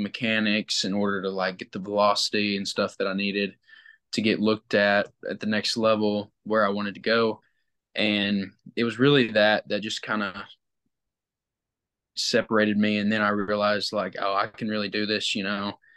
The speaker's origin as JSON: {"language": "English", "town": "Batesville", "region": "Arkansas", "country": "United States", "said": "I'm from Batesville"}